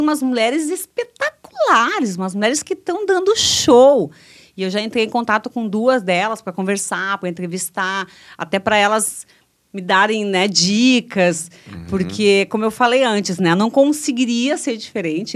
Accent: Cruz Alta, Rio Grande do Sul, Brazil; eu fui criada em Cruz Alta pela minha avó

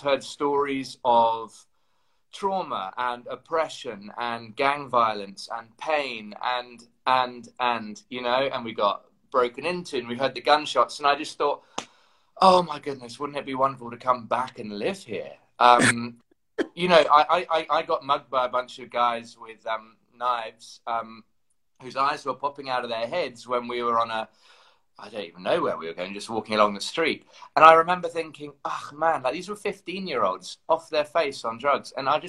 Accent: London, United Kingdom; I'm from London.

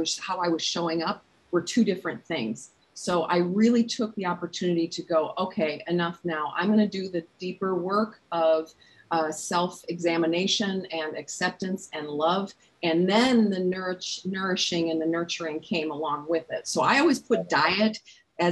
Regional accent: Minnesota, United States; I'm a Minnesotan

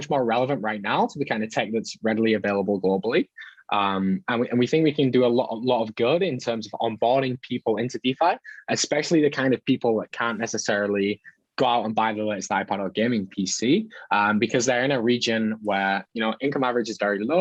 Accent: United Kingdom; moved away as an adult; I'm from the UK, but I kind of travel full time, like perpetual travel.

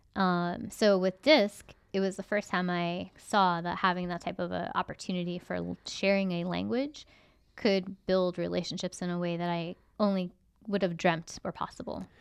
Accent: United States; as an American

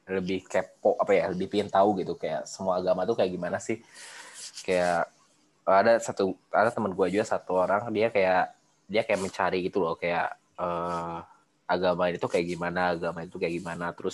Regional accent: Bandung, West Java, Indonesia

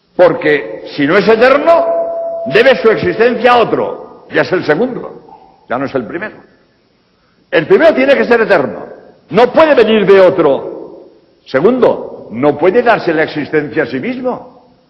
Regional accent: Spain; en España, de donde vengo

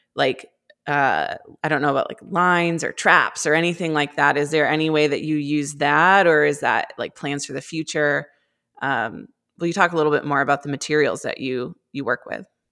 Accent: Cumberland, Maine, United States; I grew up in Cumberland

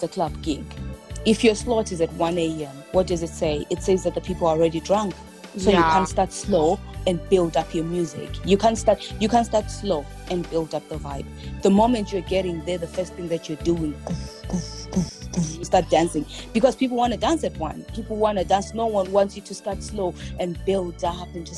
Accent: Bulawayo, Zimbabwe; also born or lived in Leicester, United Kingdom; now in Milton Keynes, United Kingdom; I'm from Bulawayo in Zimbabwe

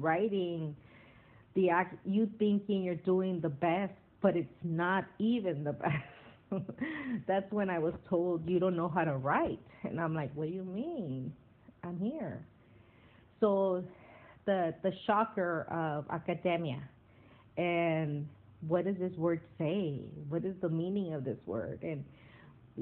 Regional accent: Wilmington, California, United States; moved away as an adult; also born or lived in Santa Cruz; I'm from Wilmington.

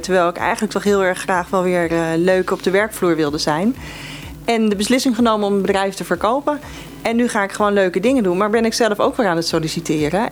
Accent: Eemnes, Utrecht, Netherlands; Ik kom uit Eemnes

